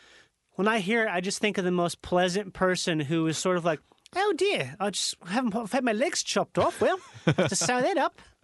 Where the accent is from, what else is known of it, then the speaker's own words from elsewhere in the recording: Chicago, Illinois, United States; Hey, I'm from Chicago.